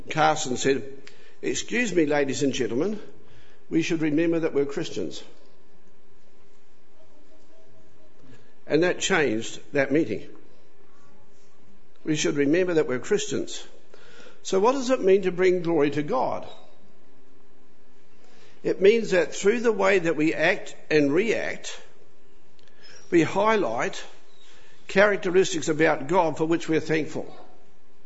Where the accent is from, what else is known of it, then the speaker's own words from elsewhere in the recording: New Zealand; now in Australia; I had the unfortunate lot to be born in New Zealand. So I'm a Kiwi